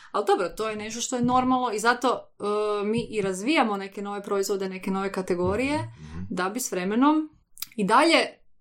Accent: Koprivnica, Koprivnica-Križevci County, Croatia; mi smo podravcine, ja sam iz Koprivnice

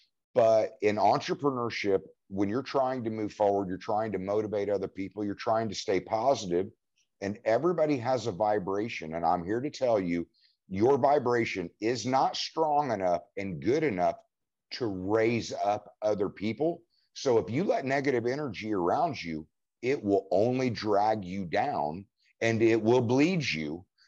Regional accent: Indiana, United States; also born or lived in Oklahoma; I mean, and I've long said that Indiana is my land of opportunity because I moved around. I mean, I born in Oklahoma, but quickly moved to a little town called G

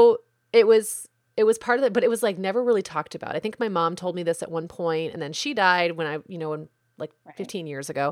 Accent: United States; especially when you identify as American and always have

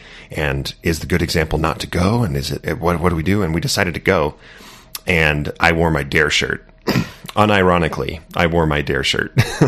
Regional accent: Santa Barbara, California, United States; Southern California, yeah, in Santa Barbara.

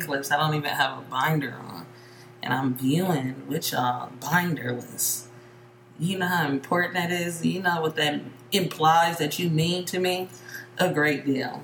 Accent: Bay Area, California, United States; I grew up in the Bay Area

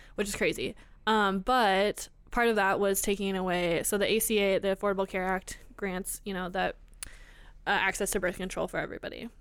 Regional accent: Iowa, United States; we're both from Iowa

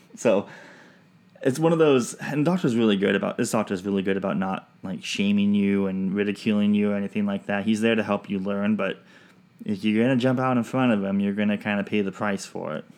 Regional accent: Pacific Northwest, United States; also born or lived in Washington; now in Georgia, United States; I'm from the Pacific, Pacific Northwest.

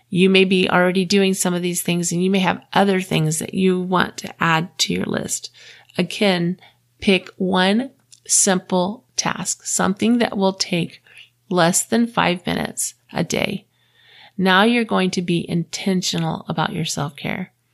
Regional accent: Florida, United States; moved away as an adult; also born or lived in Houston, Texas; now in Utah, United States; I grew up in Florida

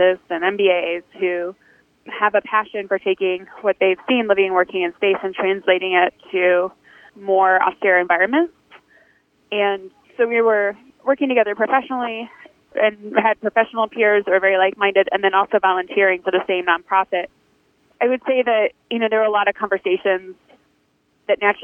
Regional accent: Detroit, Michigan, United States; now in Houston, United States; I'm from Detroit

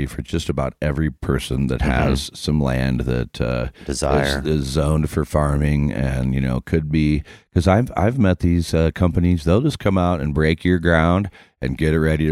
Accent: Iowa, United States; now in Colorado, United States; I'm from Iowa

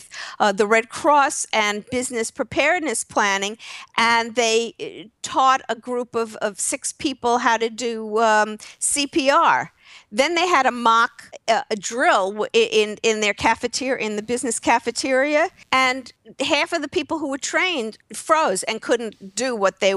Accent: New York, United States; moved away; I'm from New York originally

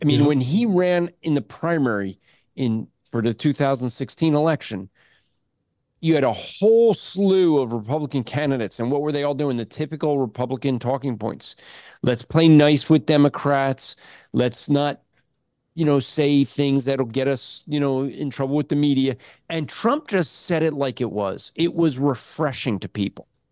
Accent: New Jersey, United States; moved away; growing up in Jersey

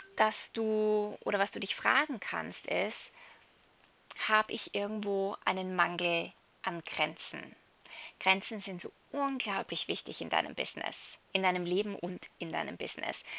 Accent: Salzburg, Austria; moved away as an adult; ich bin gerade in Europa, in Salzburg, äh, in meiner alten Heimat

